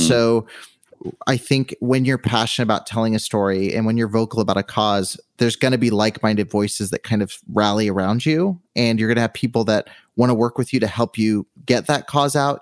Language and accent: English; Southern California, United States; moved away as an adult; now in Henderson, United States; I've always been on the West Coast, so I grew up in Southern California